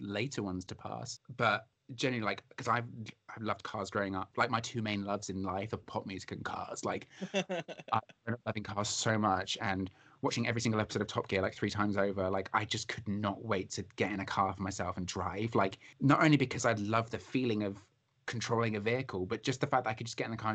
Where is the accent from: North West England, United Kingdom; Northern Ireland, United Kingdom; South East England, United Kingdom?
South East England, United Kingdom; Isle of Wight; growing up on the Isle of Wight